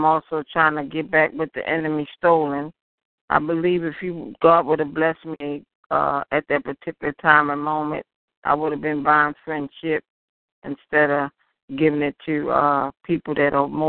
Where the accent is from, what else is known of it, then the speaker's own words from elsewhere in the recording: Baltimore, Maryland, United States; I'm from Baltimore, Maryland.